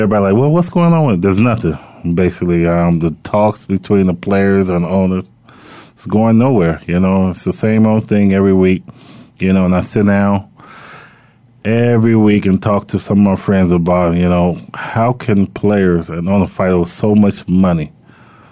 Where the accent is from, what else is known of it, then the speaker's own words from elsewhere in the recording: Chicago, Illinois, United States; Chicago, you know, where I'm from